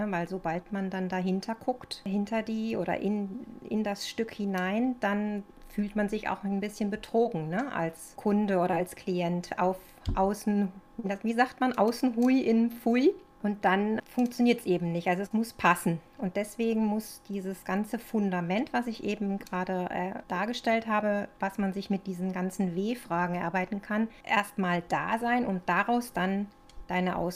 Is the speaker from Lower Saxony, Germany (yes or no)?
no; Cologne, North Rhine-Westphalia, Germany; moved away as an adult; also born or lived in Northern Germany; now in Leonberg, Germany; wie man vielleicht ein bisschen hören kann, bin ich kein Urschwabe, sondern ich komme ursprünglich aus der Kölner Ecke. Ich bin über mein Grafikdesign-Studium nach Norddeutschland gekommen und mittlerweile bin ich schon seit 20 Jahren hier unten im Süden.